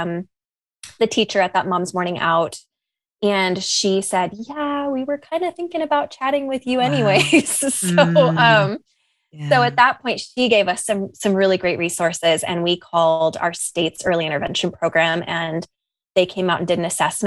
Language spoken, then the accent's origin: English; San Diego, California, United States; now in Lexington, United States; I'm from San Diego.